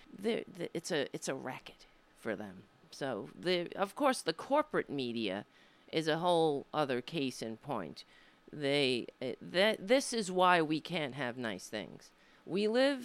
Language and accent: English; United States; I was born here in the United States, not in Ireland